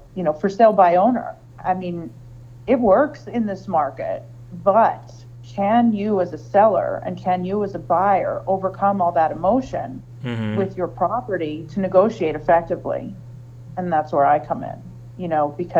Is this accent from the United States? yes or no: yes; Hazleton, Pennsylvania, United States; moved away as an adult; now in Lehigh Valley, United States; I moved here from northeastern Pennsylvania. I grew up in Hazleton.